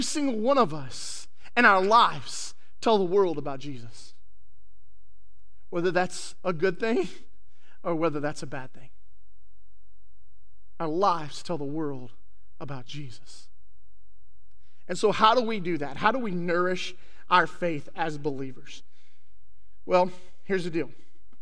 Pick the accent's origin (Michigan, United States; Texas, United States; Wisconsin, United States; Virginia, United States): Texas, United States; West; I grew up in West Texas